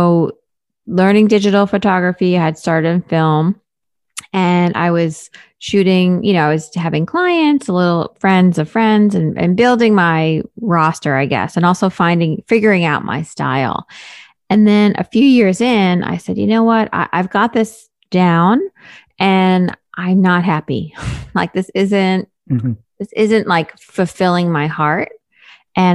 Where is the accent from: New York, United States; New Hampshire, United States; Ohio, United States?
New York, United States; I'm a New Yorker